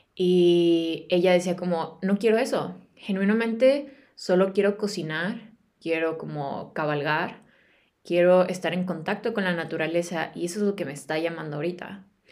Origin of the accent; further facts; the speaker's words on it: Guadalajara, Jalisco, Mexico; moved away as an adult; also born or lived in United States; now in England, United Kingdom; Yo soy de Guadalajara, soy de México